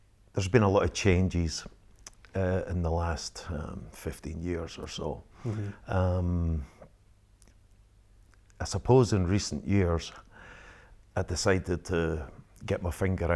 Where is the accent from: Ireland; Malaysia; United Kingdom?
United Kingdom; Penicuik, Scotland; also born or lived in Edinburgh; I was brought up into a normal working class family in Pennycook